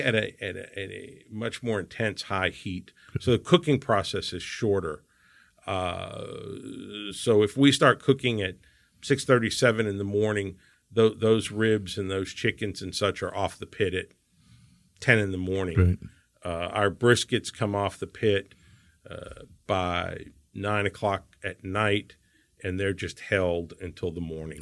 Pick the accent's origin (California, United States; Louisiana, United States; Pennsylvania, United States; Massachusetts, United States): Louisiana, United States; New Orleans; now in Houston, United States; I come from New Orleans where you know everything is tarnished and old and in this city everything's shiny and new